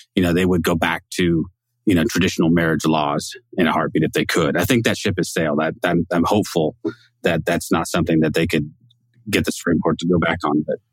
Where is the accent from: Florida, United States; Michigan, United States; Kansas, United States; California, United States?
California, United States; Northern; moved away as an adult; also born or lived in Texas; I was born and raised in Northern California